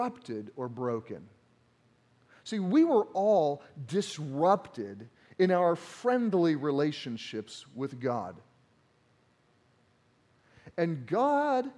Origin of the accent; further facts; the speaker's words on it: Missouri, United States; accent: Southern grammar; now in Iowa, United States; I'm from Missouri, and all my Missouri family came up, and there were some jokes about our Southern grammar that occasionally comes out in my sermons